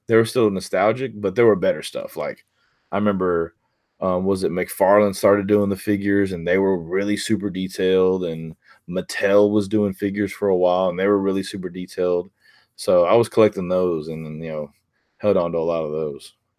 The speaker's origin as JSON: {"language": "English", "area": "near Houston", "region": "Texas", "country": "United States", "tie": "born or raised there", "lives_now": "Pearland, United States", "said": "it's about thirty minutes from where I grew up"}